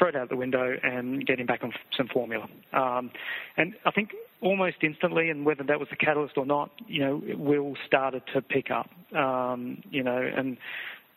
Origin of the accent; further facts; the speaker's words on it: Adelaide, South Australia, Australia; moved away; we're both from Adelaide.